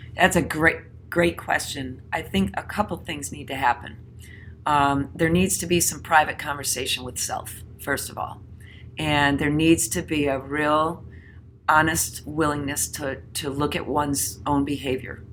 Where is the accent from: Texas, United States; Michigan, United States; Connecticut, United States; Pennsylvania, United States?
Connecticut, United States; my home state of Connecticut